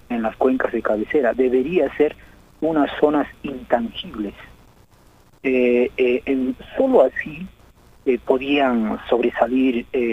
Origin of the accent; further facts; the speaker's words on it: Santa Lucía, Puno, Peru; moved away; Yo soy neto de Santa Lucía, del, distrito, donde he nacido, también mis padres han trabajado y es un distrito eminentemente eh, minero y pecuario también, no un poco, pero de agricultura casi nada por la altura.